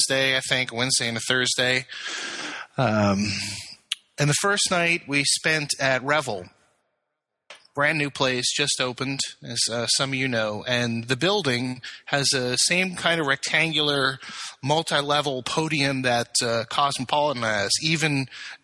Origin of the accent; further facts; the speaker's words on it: New York, United States; moved away as an adult; now in California, United States; I grew up in New York